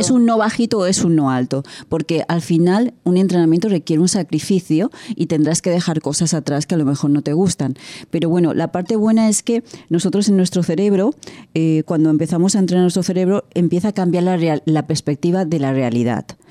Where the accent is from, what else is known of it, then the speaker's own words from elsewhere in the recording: Spain; De España